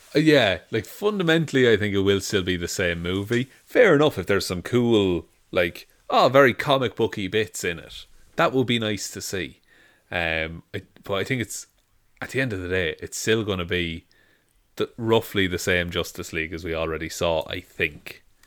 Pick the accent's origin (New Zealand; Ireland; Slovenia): Ireland; being Irish